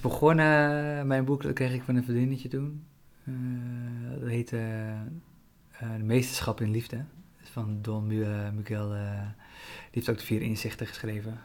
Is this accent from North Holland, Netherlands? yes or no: yes; Zaanstreek, North Holland, Netherlands; moved away as an adult; also born or lived in Colombia (ancestry); now in Amsterdam, Netherlands; toen ik opgroeide in de Zaanstreek